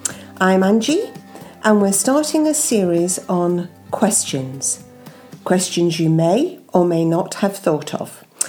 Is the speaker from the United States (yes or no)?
no; Australia; Yeah, I'm from Australia.